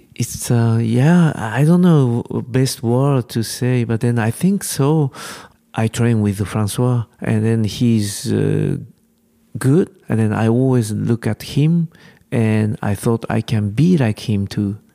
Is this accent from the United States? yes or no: no; Japan; English is a second language; Japanese climber, we are far from European climbing scene.